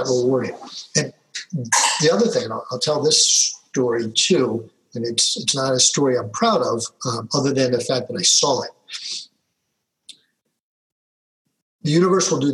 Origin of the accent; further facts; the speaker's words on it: Philadelphia, Pennsylvania, United States; a young man growing up in Philadelphia, you know, yo, Philly